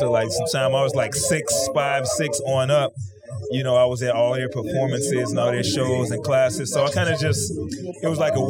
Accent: Chicago, Illinois, United States; People tell me I speak differently because I'm from Chicago, so like...

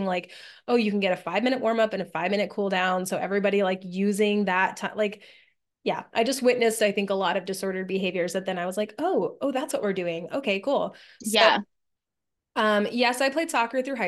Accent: New Mexico, United States; moved away as an adult; also born or lived in Pennsylvania; I didn't grow up in Pennsylvania. I grew up in New Mexico.

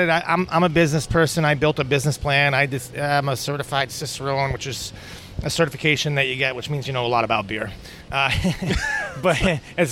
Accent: Troy, New York, United States; We're from Troy.

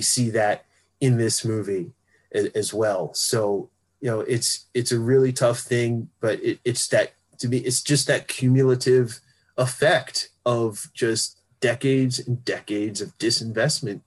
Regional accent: Philadelphia, Pennsylvania, United States; I grew up in West Philly and I would go to North Philly sometimes because my father was from there

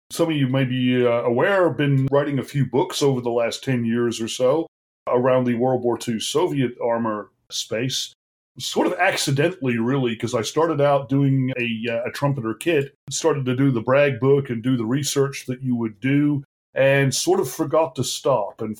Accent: Australia; Uh, despite this accent, I grew up in Australia, they were great.

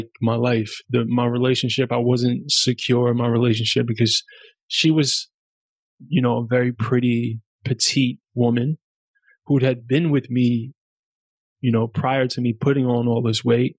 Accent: New York City, New York, United States; first language German; English is a second language; also born or lived in Germany; I'm from New York City

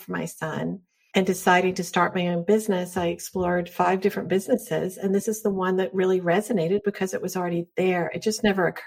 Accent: North Carolina, United States; I grew up in North Carolina in the South, which is pretty conservative.

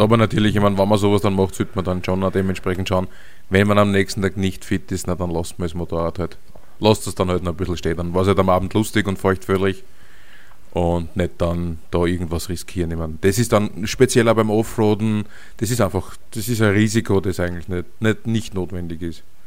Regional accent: Austria; als Europäer, also als Österreicher

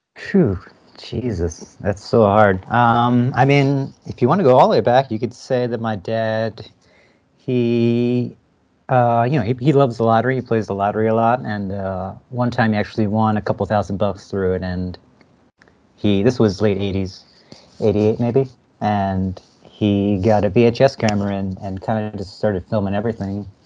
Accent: New Jersey, United States; moved away as an adult; also born or lived in Philadelphia; now in San Francisco, United States; I'm from Jersey though. I grew up in Jersey and went to school in Philadelphia, and at some point moved out to SF here

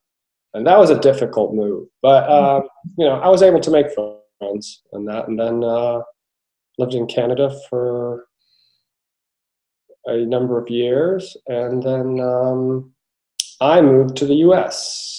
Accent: England, United Kingdom; also born or lived in Turkey; I have a Turkish father, and I was born in Turkey. So I spent the first 3.5 years of my life in Turkey, and my mom's British. So we wound up moving to England when I was 3.5 years old

